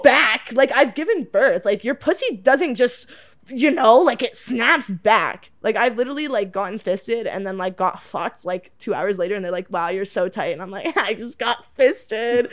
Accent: Oakville, Ontario, Canada; I'm from Oakville

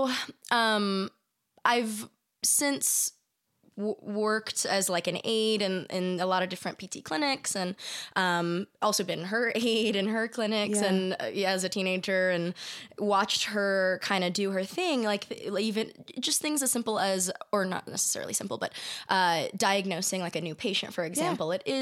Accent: San Diego, California, United States; I grew up in San Diego.

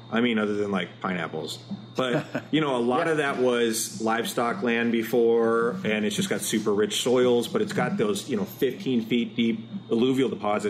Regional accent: Eastern Washington, United States; now in Seattle, United States; That's where I grew up in Eastern Washington.

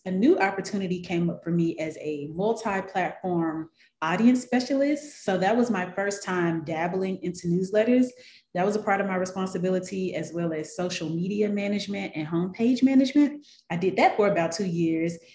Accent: Memphis, Tennessee, United States; moved away as an adult; now in Atlanta, United States; Well, I am originally from Memphis, Tennessee. That's where I was born and raised.

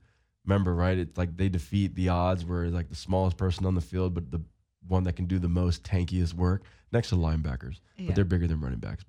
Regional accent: Seaford, New York, United States; also born or lived in Syosset, New York / West Hempstead, New York; But I grew up in Seaford.

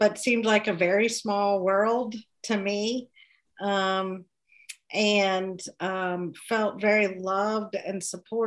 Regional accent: Kentucky, United States; accent: Southern; moved away as an adult; also born or lived in Connecticut; now in Pennsylvania, United States; I am a native Kentuckian. I've lived in the Commonwealth of Pennsylvania for 13 years and before that in Connecticut. So you can kind of still hear my Southern accent

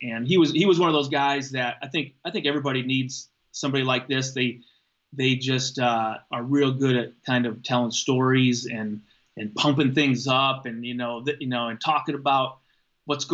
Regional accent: Waterloo, Iowa, United States; I grew up right in Waterloo

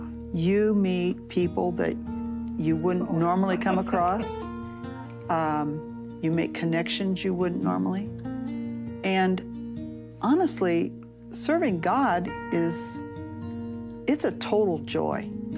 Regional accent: Gibson City, Illinois, United States; moved away as an adult; I'm originally from Gibson City.

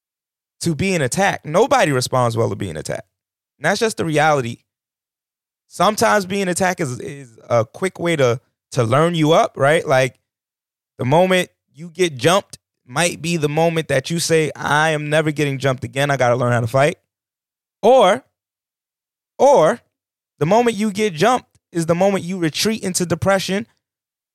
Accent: New York, United States; moved away; I come from New York

